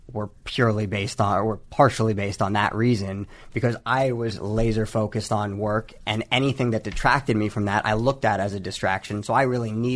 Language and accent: English; Bay Area, California, United States; I was born and raised in the Bay Area